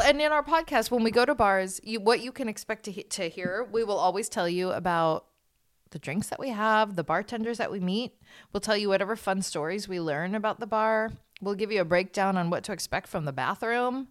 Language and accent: English; South Bay, California, United States; also born or lived in Connecticut; I grew up in the South Bay, so I lived in Hermosa Beach, Redondo Beach